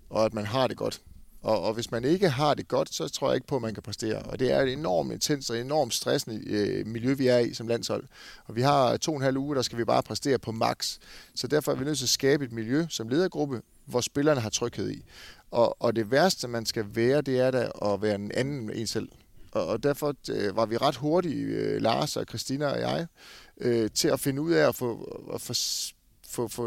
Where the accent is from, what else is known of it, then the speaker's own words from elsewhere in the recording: Esbjerg, Southern Denmark, Denmark; Altså, jeg kommer fra Esbjerg hvor jeg egentlig selv er med til rigtig mange ting.